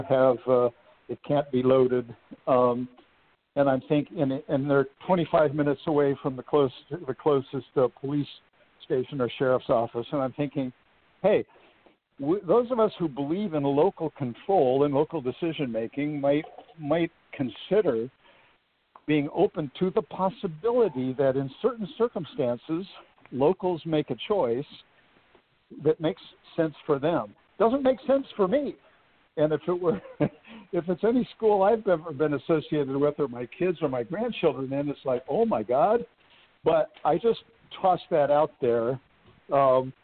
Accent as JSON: {"language": "English", "region": "Southern California", "country": "United States", "tie": "born or raised there", "moved": "yes", "said": "I go to my hometown in Southern California"}